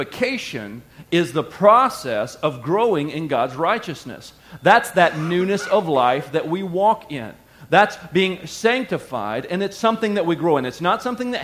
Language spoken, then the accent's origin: English; the South, United States; I grew up in the South and we used to sing a hymn